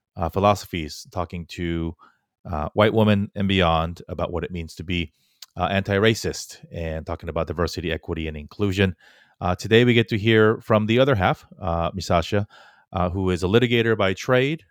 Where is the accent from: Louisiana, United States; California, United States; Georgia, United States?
California, United States; Fullerton; moved away; also born or lived in New York City; I grew up in Fullerton, which is probably the most Korean place outside of Korea